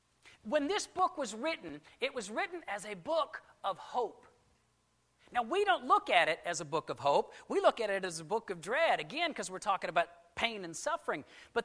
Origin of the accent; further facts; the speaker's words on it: California, United States; born there; also born or lived in Germany / Washington, D.C. / Alabama / Mississippi; now in Arkansas, United States; I was born in California, and I moved to Germany, Washington, D.C., Alabama, Mississippi.